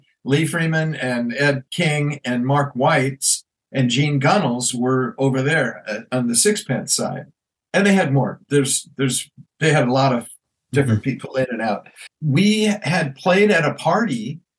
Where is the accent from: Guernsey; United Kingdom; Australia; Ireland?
Ireland; And I thought, growing up in Ireland, you didn't get forced to play violin another way.